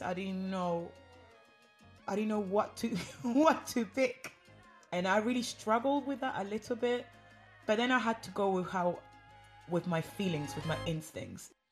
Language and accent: English; Argentina; now in London, United Kingdom; I knew growing up in Argentina that we were Congolese